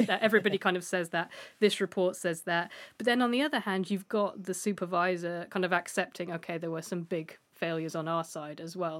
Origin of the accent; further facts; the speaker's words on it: United Kingdom; as a Brit